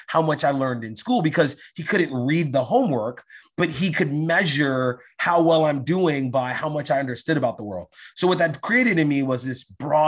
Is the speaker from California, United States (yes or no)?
no; New York City, New York, United States; I grew up in New York, in East New York, which was a very undeveloped part of New York. It's in Brooklyn.